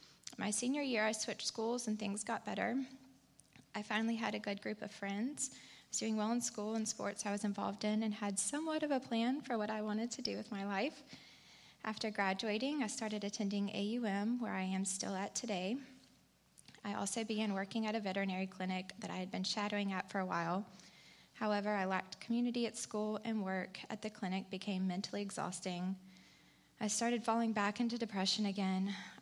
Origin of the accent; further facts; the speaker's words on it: Montgomery, Alabama, United States; I was born and raised here in Montgomery, an only child to two very loving parents.